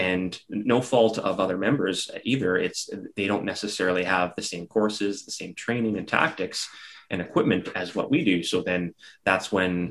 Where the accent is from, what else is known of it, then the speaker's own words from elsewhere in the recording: Regina, Saskatchewan, Canada; as a young kid, I grew up in Regina, Saskatchewan